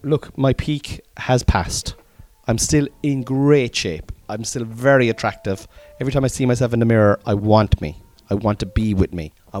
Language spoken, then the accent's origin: English; Cork, Munster, Ireland; accent: Cork; I was accentuating my Cork accent